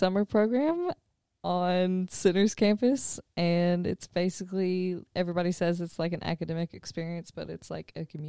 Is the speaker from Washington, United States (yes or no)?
no; Paintsville, Kentucky, United States; I grew up in Paintsville, Kentucky.